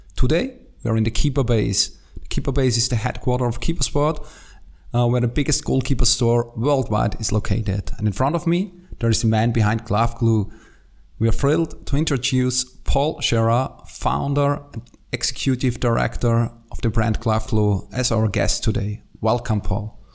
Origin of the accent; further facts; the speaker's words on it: Austria; English is a second language; I'm from Austria, as you maybe can hear.